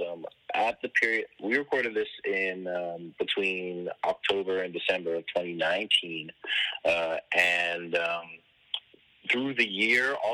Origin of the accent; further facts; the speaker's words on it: Toronto, Ontario, Canada; I'm from Toronto, Ontario, Canada.